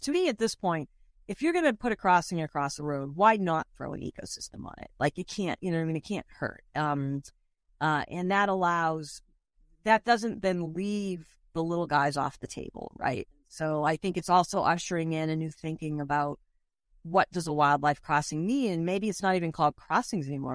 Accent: Boston, Massachusetts, United States; moved away; also born or lived in Northern California; I'm from Boston originally, but when I lived in Northern California most of my life

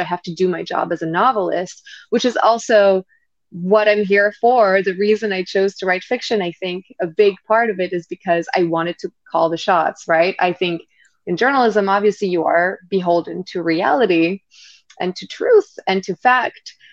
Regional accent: Île-de-France, France; moved away as an adult; also born or lived in London / New York; I grew up in France

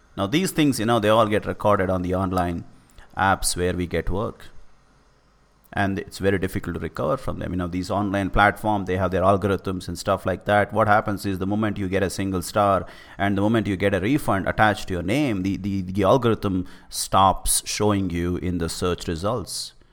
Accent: India; I'm from India

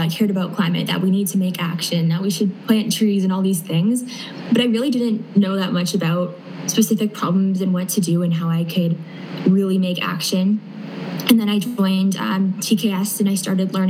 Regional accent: Canada; I'm from Canada

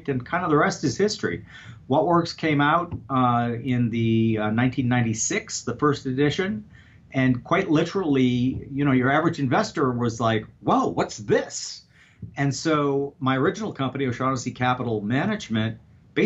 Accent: Saint Paul, Minnesota, United States; I grew up in St. Paul, Minnesota.

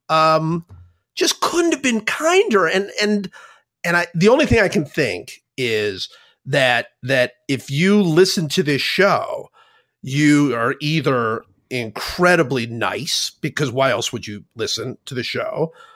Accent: Cleveland, Ohio, United States; moved away; I grew up in Cleveland

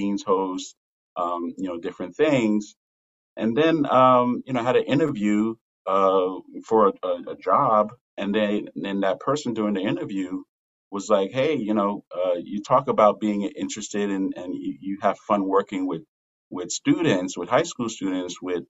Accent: New York City, New York, United States; moved away; I grew up in New York, in Brooklyn

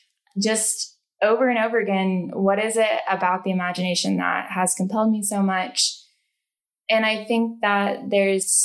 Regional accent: Taylorville, Illinois, United States; moved away as an adult; now in Colorado, United States; I grew up in Illinois in a rural town of Taylorville and moved out to Colorado about 6 years ago.

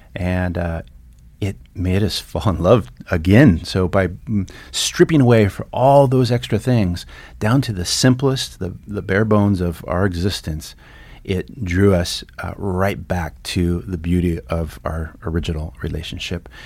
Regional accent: Santa Barbara, California, United States; now in Stevensville, United States; I grew up in, uh, Southern California in, uh, sunny Santa Barbara

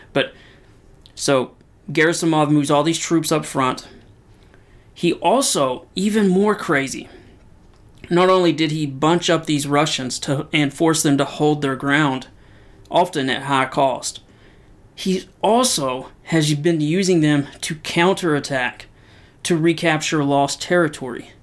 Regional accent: Knoxville, Tennessee, United States; I'm from Knoxville, Tennessee, and you can't be from Knoxville, Tennessee and not be a huge Tennessee Vol fan.

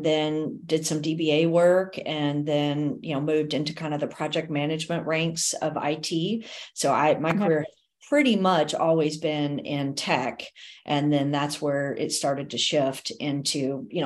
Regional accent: Texas, United States; also born or lived in Fort Worth, Texas; I am a Texan. I'm very proud of my Texas roots. So we live in Fort Worth, Texas.

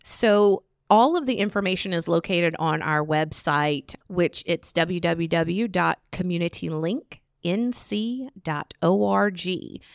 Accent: Virginia, United States; moved away as an adult; now in Charlotte, United States; I'm from Virginia.

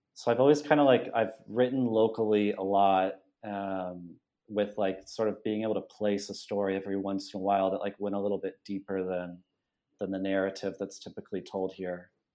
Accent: Los Banos, California, United States; moved away as an adult; now in Buenos Aires, Argentina; I'm from California. I grew up in the Central Valley in the San Joaquin Valley

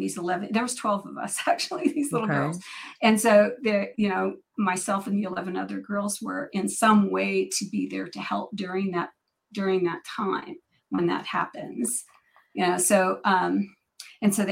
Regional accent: Northern California, United States; I'm born and raised in Northern California, about 3 hours from Mount Shasta

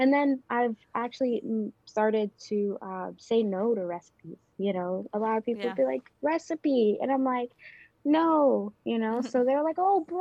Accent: New York City, New York, United States; moved away as an adult; also born or lived in Dominican Republic; now in Washington, D.C., United States; I grew up in the Bronx

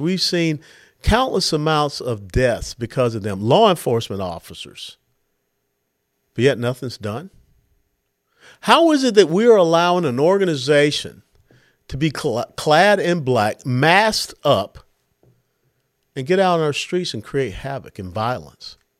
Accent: Atlanta, Georgia, United States; I was born and raised in Atlanta, Georgia

